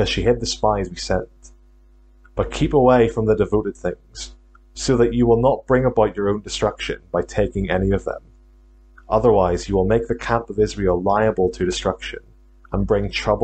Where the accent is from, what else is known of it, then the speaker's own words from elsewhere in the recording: Northern Ireland, United Kingdom; accent: Northern Irish; also born or lived in Glasgow, Scotland; now in St Andrews, United Kingdom; I'm from Northern Ireland originally. Hopefully you can still pick up on a trace of a Northern Irish accent.